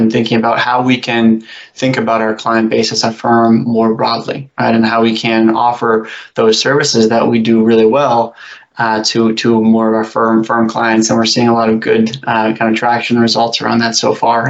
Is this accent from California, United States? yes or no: no; New Hampshire, United States; I grew up in New Hampshire